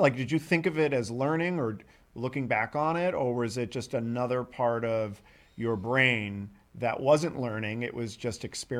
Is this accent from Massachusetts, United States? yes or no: yes; Boston, Massachusetts, United States; because I grew up in Boston